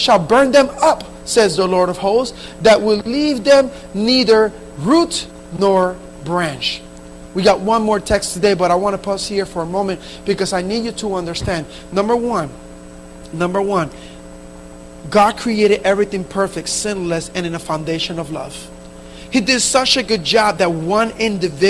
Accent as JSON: {"language": "English", "town": "Camden", "region": "New Jersey", "country": "United States", "tie": "born or raised there", "said": "the Spanish church that I grew up in Camden, New Jersey"}